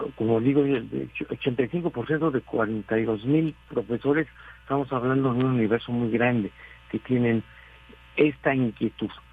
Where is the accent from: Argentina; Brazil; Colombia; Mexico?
Mexico